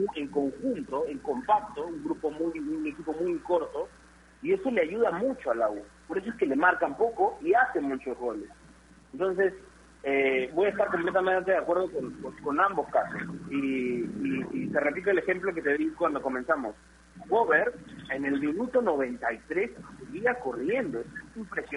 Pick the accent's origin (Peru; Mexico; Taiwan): Peru; como peruanos